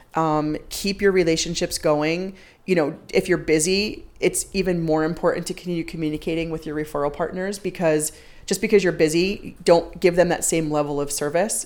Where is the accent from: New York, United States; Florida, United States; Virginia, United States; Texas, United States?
New York, United States; Long Island; moved away as an adult; also born or lived in Boston; I grew up on Long Island, so I'm an East Coaster.